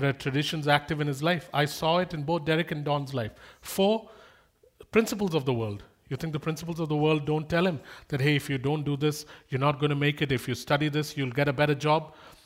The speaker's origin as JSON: {"language": "English", "country": "India", "moved": "yes"}